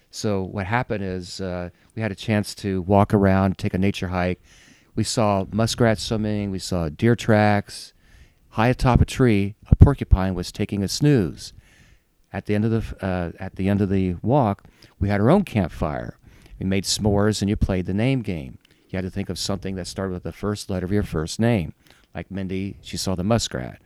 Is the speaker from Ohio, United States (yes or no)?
yes; Ohio, United States; moved away as an adult; also born or lived in Chicago; I grew up in Ohio